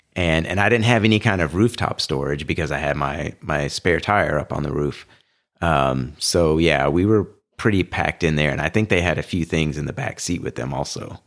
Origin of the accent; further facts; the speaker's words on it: Houston, Texas, United States; I grew up in Houston, which is completely flat